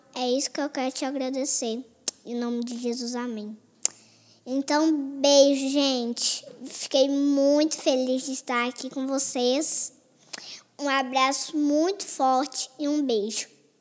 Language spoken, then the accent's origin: Portuguese; Belo Horizonte, Minas Gerais, Brazil; lá na minha cidade, em Belo Horizonte, onde eu nasci